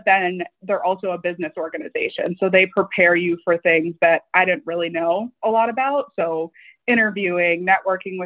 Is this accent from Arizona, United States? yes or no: no; Michigan's Upper Peninsula, United States; coming from a small town, I'm from Michigan's Upper Peninsula